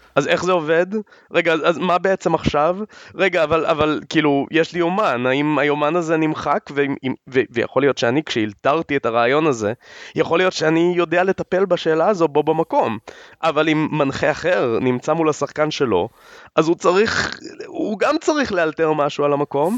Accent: Israel

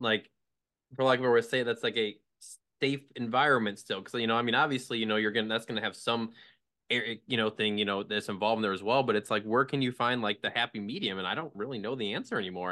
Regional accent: Midwest, United States; moved away as an adult; also born or lived in Connecticut; the Quad Cities where I'm from

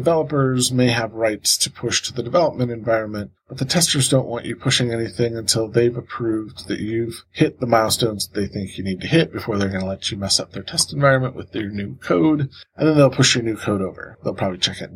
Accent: Cleveland, Ohio, United States; my hometown of Cleveland, Ohio

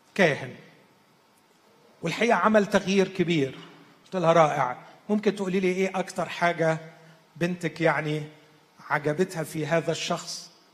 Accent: Egypt; عندنا في مصر

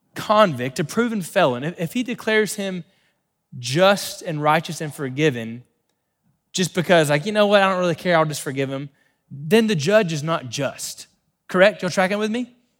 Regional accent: Florida, United States; we grew up in Florida

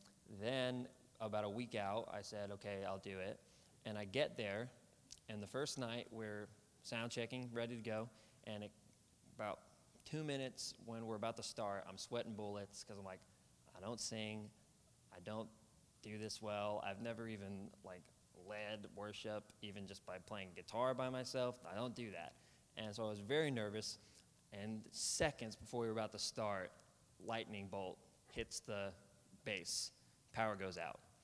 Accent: Olathe, Kansas, United States; moved away as an adult; now in Oklahoma, United States; I'm from Kansas City, a suburb of Olathe, Kansas, on the Kansas side of Kansas City. Grew up on the Missouri side, moved to the Kansas side when I was 5 or 6

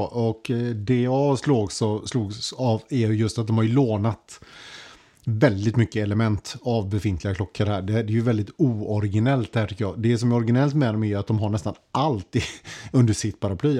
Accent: Sweden

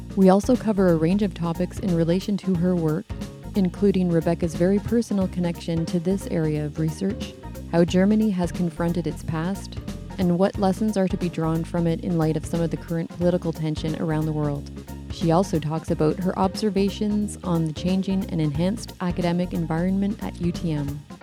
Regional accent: Canada; growing up in Canada

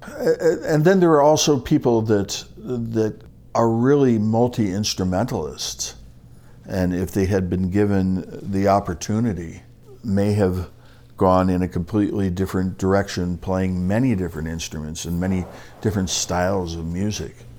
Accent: Oak Park, Illinois, United States; I grew up in Oak Park, Illinois

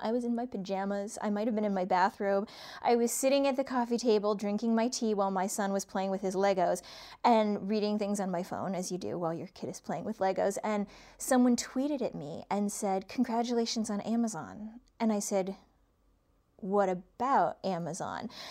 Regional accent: Cleveland, Ohio, United States; now in East Coast, United States; I grew up in Cleveland

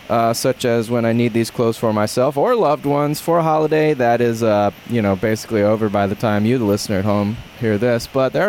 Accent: Memphis, Tennessee, United States; I'm from Memphis. I know my rights.

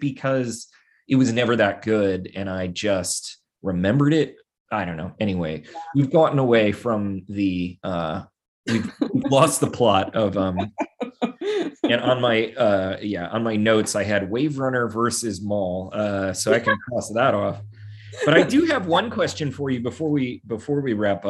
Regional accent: Pennsylvania, United States; I grew up in Pennsylvania and not near Scranton though

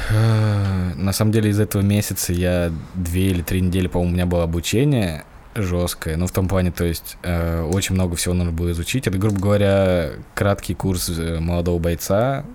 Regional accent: Moscow, Russia; also born or lived in Kaluga Oblast; Я родился в Москве

